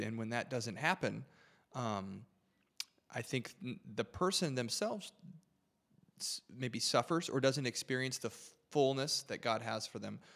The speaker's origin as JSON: {"language": "English", "area": "about twenty-five minutes from Windsor", "region": "Michigan", "country": "United States", "tie": "born or raised there", "said": "I grew up about twenty-five minutes from the border, uh, shout out Windsor, Canada"}